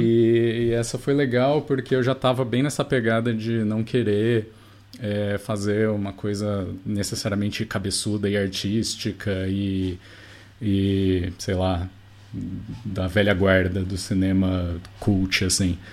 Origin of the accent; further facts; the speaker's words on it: Rio Claro, São Paulo, Brazil; moved away as an adult; now in Ribeirão Preto, Brazil; não nasci em nenhum dos dois, nasci em Rio Claro, é uma ah, cidadezinha, ah, claro. é, perto de Bracicaba. É, uhum. Estudei lá até, enfim, terminei o colegial lá.